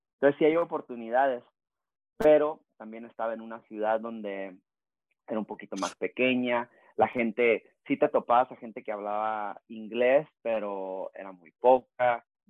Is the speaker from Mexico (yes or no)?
yes; Rosarito, Baja California, Mexico; also born or lived in Tijuana; now in San Diego, United States; crecí, nací en Rosarito, Baja California, México. Este, crecí, pues es que crecí en Rosarito, Tijuana y acá en San Diego. Este, viví muchos años en Rosarito.